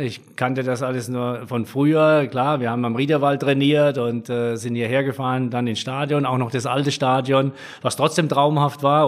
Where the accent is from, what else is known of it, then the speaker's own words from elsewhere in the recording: Mannheim, Baden-Württemberg, Germany; also born or lived in Brühl; da bin ich ja groß geworden auf der Rhein